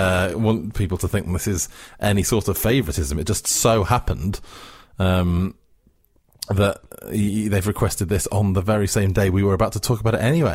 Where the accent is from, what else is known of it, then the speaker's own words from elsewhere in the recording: Wales, United Kingdom; where I grew up in South Wales, Channel 4 was the Welsh language channel, of course, S4C.